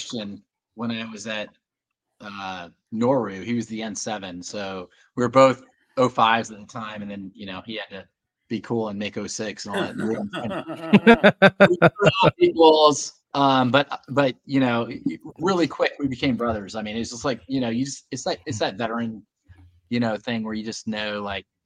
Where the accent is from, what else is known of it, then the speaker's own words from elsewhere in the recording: Texas, United States; I'm a Texan